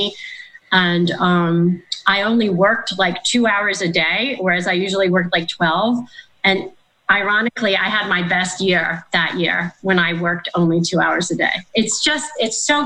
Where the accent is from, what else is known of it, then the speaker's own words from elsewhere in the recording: Philadelphia, Pennsylvania, United States; moved away; also born or lived in Florida; I'm from Philadelphia originally